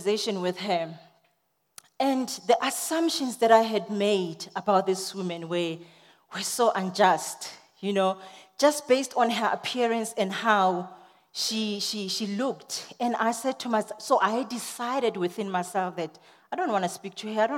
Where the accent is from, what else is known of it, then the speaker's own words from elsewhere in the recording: South Africa; I'm a South African girl